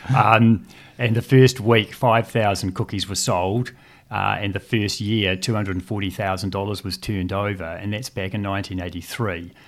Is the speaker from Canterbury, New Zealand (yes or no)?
yes; Christchurch, Canterbury, New Zealand; also born or lived in Dunedin; I was born in Dunedin and, and moved to Christchurch at the age of two and went through the state school system here in Christchurch